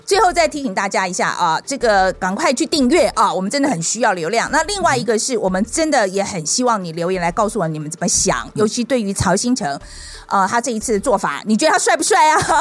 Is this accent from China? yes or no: no; Taiwan; 我们台湾人要学，要，要团结